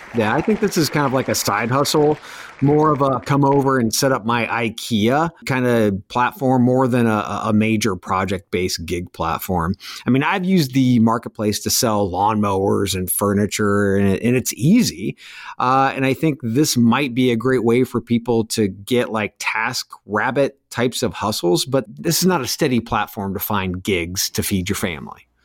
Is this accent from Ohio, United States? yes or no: yes; North Central Ohio, United States; moved away; an old high school buddy who works, uh, security in a hospital where we grew up in North Central Ohio